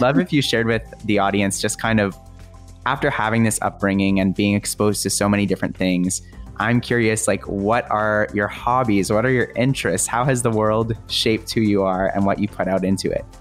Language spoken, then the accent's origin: English; Calgary, Alberta, Canada; I grew up in Calgary